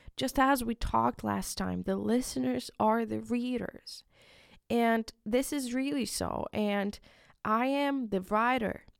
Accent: Ukraine; first language Ukrainian; English is a second language; moved away; in my country, it's in, in Ukraine. I'm from Ukraine

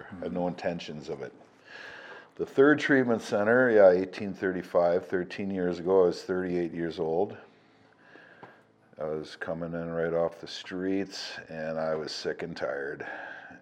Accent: Portage la Prairie, Manitoba, Canada; I was born in Manitoba. Portage la Prairie, Manitoba is where I'm from.

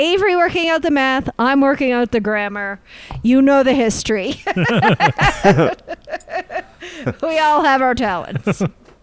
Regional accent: Canada; we're Canadian.

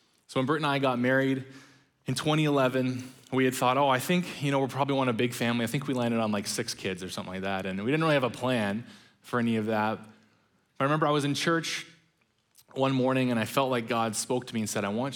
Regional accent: British Columbia, Canada; also born or lived in Ontario; my mom separated from my biological father and moved out to British Columbia

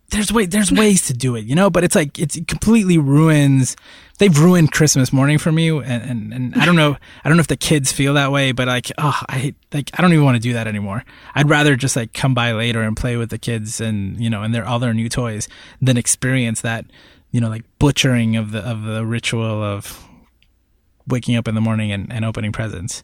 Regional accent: Northeast, United States; now in Puerto Rico; I grew up in the Northeast

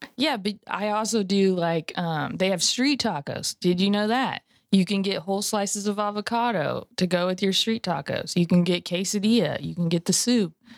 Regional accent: California, United States; moved away; I'm from California originally

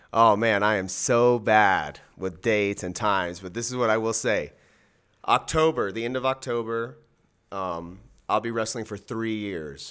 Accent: Miami, Florida, United States; I am from Miami, Florida, three oh five till I die, born and raised.

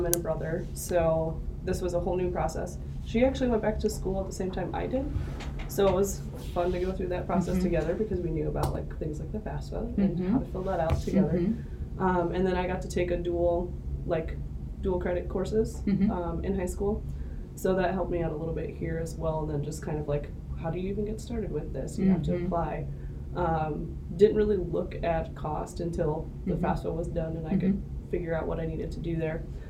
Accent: Ogden, Iowa, United States; also born or lived in Illinois side of the Mississippi River; I went to high school in Ogden, Iowa, which is by Ames, so kind of far from Dubuque, but grew up a lot on the Illinois side of the Mississippi River

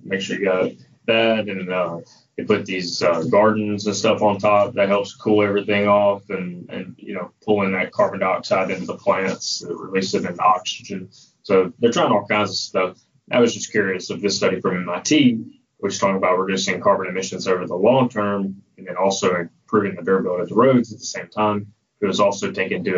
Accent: Birmingham, Alabama, United States; I grew up in Birmingham, Alabama

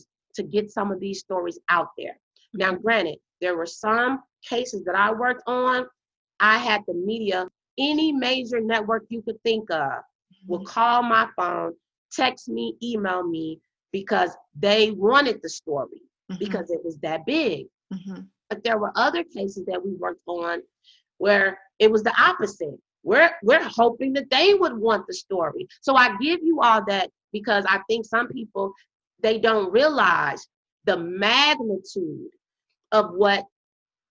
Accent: Illinois, United States; moved away as an adult; also born or lived in Addison, Texas; now in Texas, United States; I'm from Illinois in Texas.

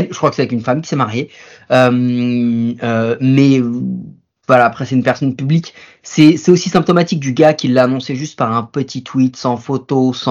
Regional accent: Quebec, Canada; moi, je suis de Québec. Voilà

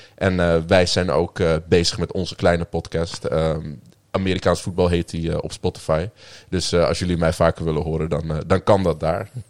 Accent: Amsterdam, North Holland, Netherlands; moved away as an adult; now in Groningen, Netherlands; ik kom oorspronkelijk eh, uit Amsterdam. Eh, ben daar ook eh, opgegroeid en voor de studie hierheen gekomen

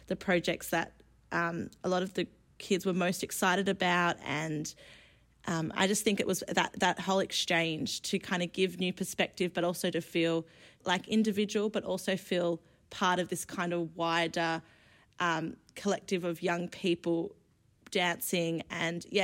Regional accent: Sydney, New South Wales, Australia; also born or lived in Bermagui; I grew up in Western Sydney

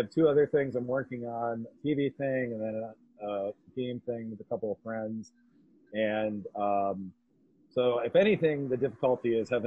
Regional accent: New Hampshire, United States; moved away as an adult; also born or lived in New York; I'm coming to you from my home state of New Hampshire.

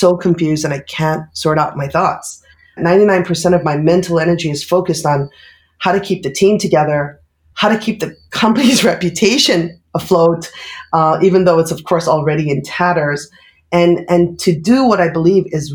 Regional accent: United States; moved away as an adult; also born or lived in Bangkok / Brussels / Singapore; now in Tokyo, Japan; Though I am American, I have basically been living in Bangkok and Brussels, Singapore, and now Tokyo

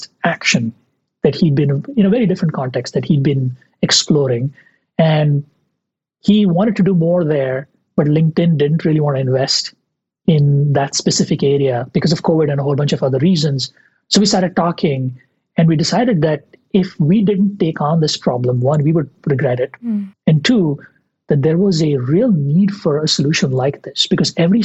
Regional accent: India; moved away as an adult; I grew up in India in the 90s, 80s and 90s

